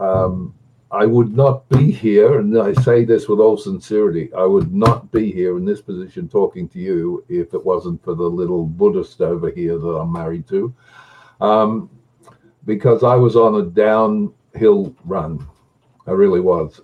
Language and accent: English; Australia; I'm an Australian.